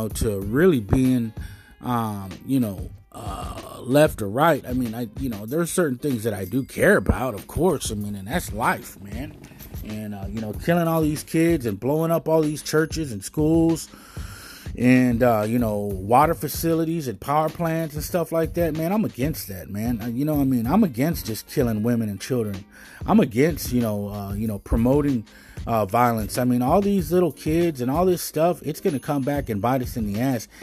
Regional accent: United States; I'm American as American get

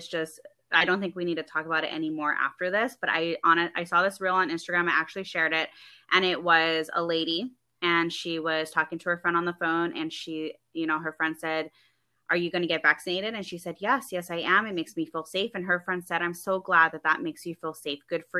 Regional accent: California, United States; because I come from California, and they made a mandatory vaccine law out there. And I grew up

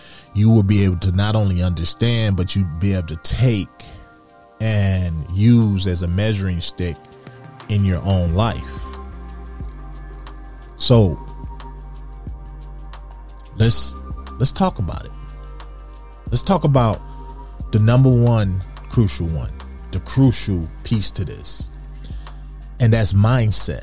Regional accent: Detroit, Michigan, United States; I grew up in Detroit, Michigan

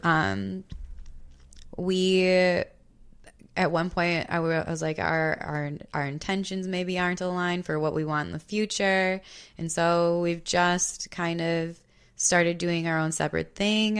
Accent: Hartland, Wisconsin, United States; I grew up in Heartland, Delafield area

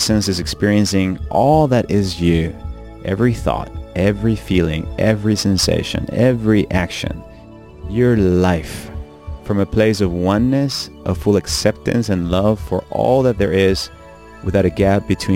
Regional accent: Venezuela; When I was a little child growing up in Venezuela

